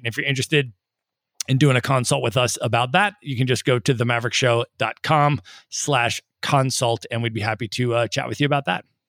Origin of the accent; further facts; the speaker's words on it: United States; moved away; also born or lived in Ireland; I'm Irish American